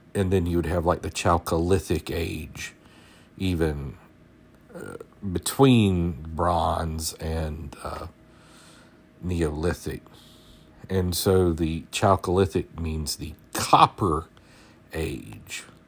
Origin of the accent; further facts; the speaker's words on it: South Georgia, United States; I'm from South Georgia